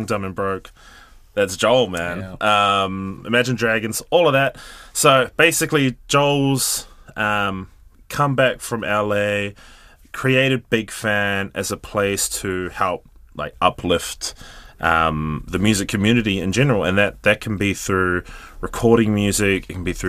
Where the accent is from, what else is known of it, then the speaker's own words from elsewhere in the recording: Gisborne, New Zealand; moved away as an adult; I'm from Gizzy, moved up here in 2010